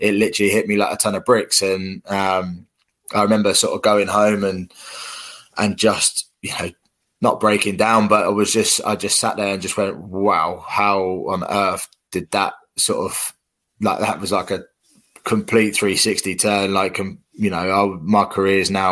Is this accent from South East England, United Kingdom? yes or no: yes; Reading, South East England, United Kingdom; my hometown club at Reading.